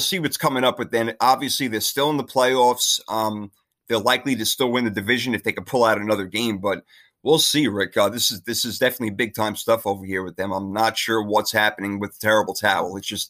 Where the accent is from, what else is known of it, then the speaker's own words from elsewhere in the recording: New York, United States; New York, where my home state is.